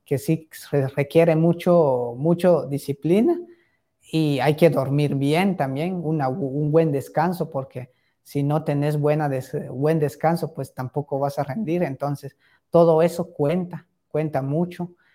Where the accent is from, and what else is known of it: Tecpán, Chimaltenango, Guatemala